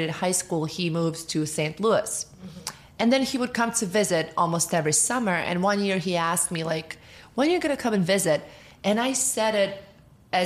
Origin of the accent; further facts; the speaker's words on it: Montenegro; moved away as an adult; now in United States; I am from Montenegro originally. I was born there.